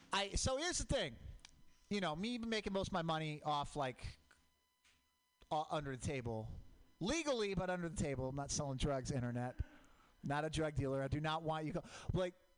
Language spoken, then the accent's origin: English; Portland, Oregon, United States; I grew up in Portland, Mount Hood, volcanic